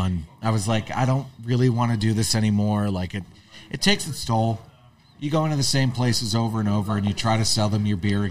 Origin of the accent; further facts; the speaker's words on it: St. Augustine, Florida, United States; also born or lived in Hartford, Connecticut; now in Austin, United States; my mother moved herself and myself down to Florida, St. Augustine, Florida. In 89, and then that's where I grew up